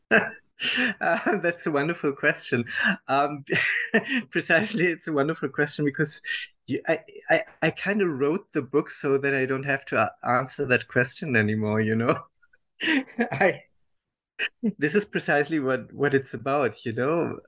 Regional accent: Germany; I was born and raised in Germany, uh, as uh, people will understand from my accent

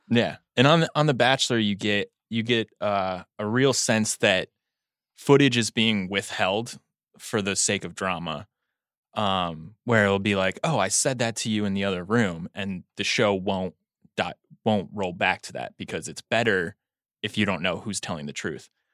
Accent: United States; as an American

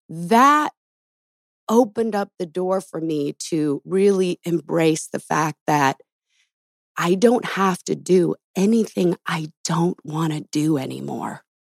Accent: Los Angeles, California, United States; Back home. I was born in Los Angeles, you know? Nice. Spent over probably 30-some years here

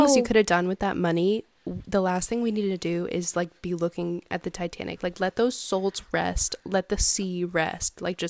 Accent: the South, United States; growing up in the South

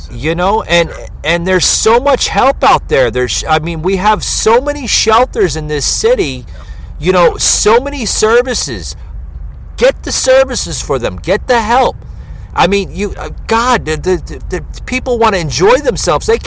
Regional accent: New Jersey, United States; moved away as an adult; also born or lived in Fort Lauderdale, Florida; now in Georgia, United States; I grew up in New Jersey and spent a lot of my time in uh, Lower Manhattan before I moved down. Uh, you know, eventually I lived in Florida for like uh, about 14 years down in uh, Fort Lauderdale area, Miami, and then I moved here to Georgia about th- uh, three years ago.

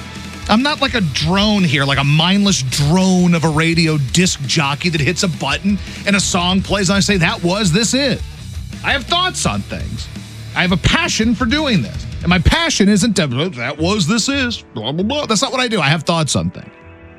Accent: the South, United States; And it's an album about stuff that happened to me growing up in the South and growing up without a dad.

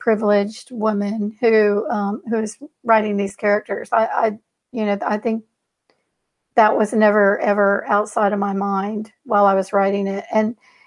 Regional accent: Houston, Texas, United States; I'm like a seventh or eighth generation Houstonian.

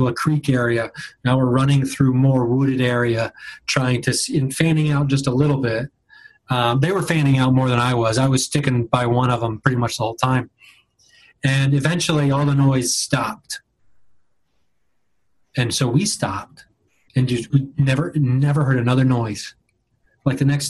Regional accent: Dayton, Ohio, United States; now in Los Angeles, United States; I grew up in Southern Ohio and back in Dayton

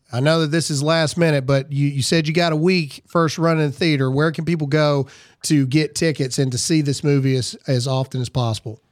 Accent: Lowndes County, Mississippi, United States; I'm from Lowndes County, Mississippi

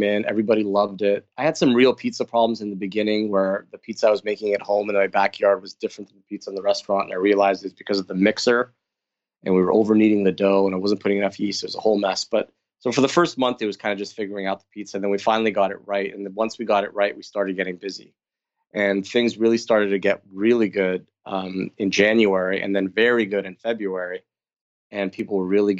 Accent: California, United States; now in Toronto, Canada; being from California, being Armenian

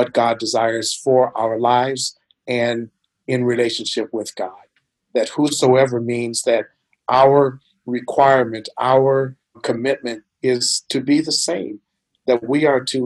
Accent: Minnesota, United States; now in Louisville, United States; I am from Minnesota

